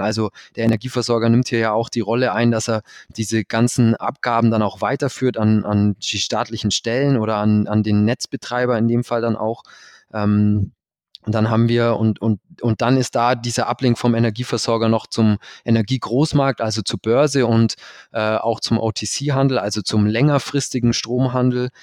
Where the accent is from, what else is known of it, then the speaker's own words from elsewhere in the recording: Allgäu, Bavaria, Germany; also born or lived in Berlin / Canada; bin dann zurück in meine Heimat